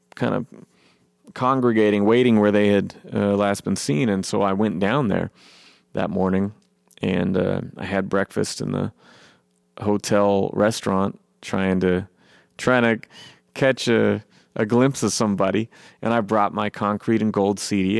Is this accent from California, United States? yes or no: no; Eugene, Oregon, United States; my hometown, Eugene